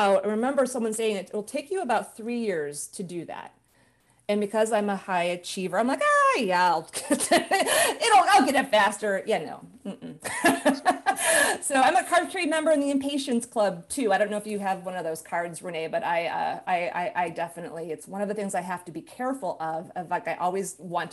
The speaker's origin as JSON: {"language": "English", "town": "Chicago", "region": "Illinois", "country": "United States", "tie": "born or raised there", "moved": "as an adult", "lives_now": "California, United States", "said": "I grew up in Chicago, and as soon as I finished my MBA, I left Chicago"}